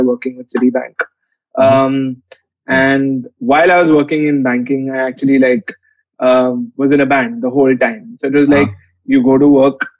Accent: Delhi, India; I've lived in Delhi since the age of six and went to college in Delhi as well.

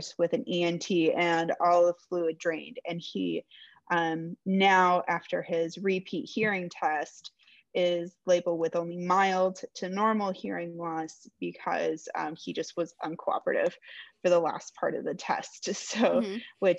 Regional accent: Florida, United States; I'm from Florida, live in Tampa right now

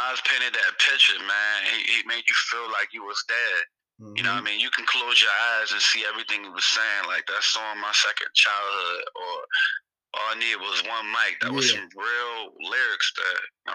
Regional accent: Philadelphia, Pennsylvania, United States; now in Prince George's County, Maryland, United States; I'm originally from Philadelphia

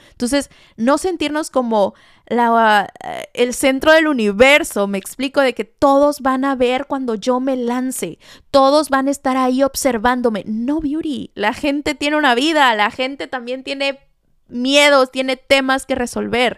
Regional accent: Veracruz, Mexico; Yo soy jarocha

